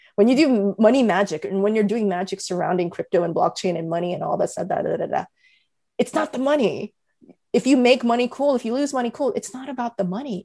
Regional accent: United States; I'm Korean American

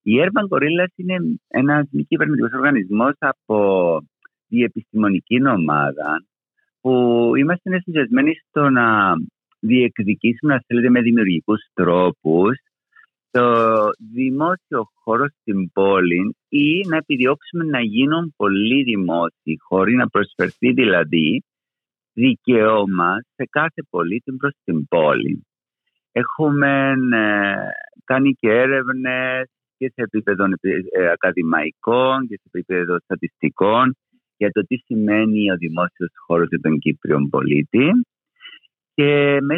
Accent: Famagusta, Famagusta District, Cyprus; also born or lived in Kaimakli, Nicosia; now in Nicosia, Cyprus; εγώ έχω ε, μετακομίσει στο Καϊμακλίν το 2007. Είμαι από την Αμόχαστο

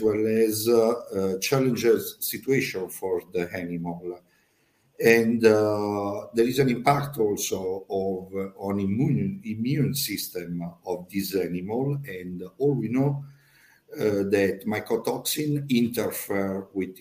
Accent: Po Valley, Italy; English is a second language; I am from Italy, in Po Valley.

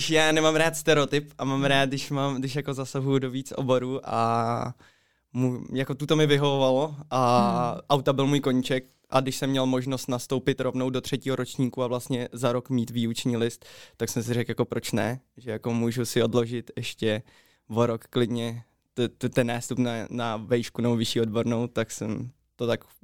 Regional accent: Plzeň, Plzeň Region, Czechia; accent: Plzeň; Jsem, jsem ze Plzně. Jasně. Narodil jsem se v Plzni, ano, je to tak. A i tu studiu

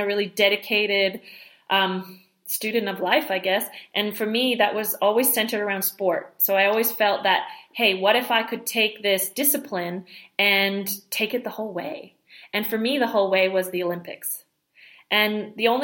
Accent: Montreal, Quebec, Canada; I grew up in the French part of Canada in Montreal

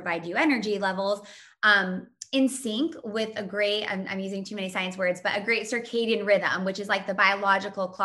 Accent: Indiana, United States; I was born and raised in Indiana

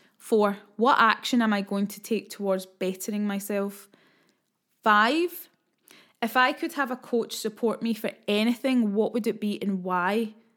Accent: Scotland, United Kingdom; being Scottish

